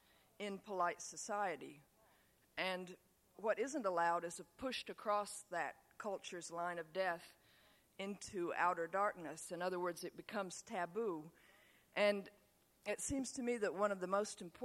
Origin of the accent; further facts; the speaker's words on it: Tennessee, United States; accent: Southern; also born or lived in upstate New York; I would spend the rest of the year in Tennessee listening to my classmates down there make fun of my Yankee accent